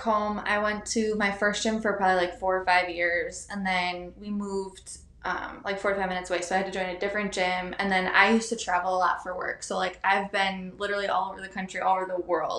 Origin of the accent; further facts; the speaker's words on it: Milwaukee, Wisconsin, United States; moved away as an adult; now in Concord, United States; I'm like from Milwaukee all my life